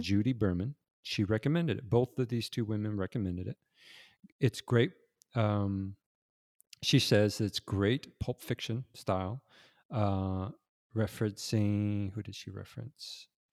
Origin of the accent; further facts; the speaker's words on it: Los Angeles, California, United States; I grew up in Los Angeles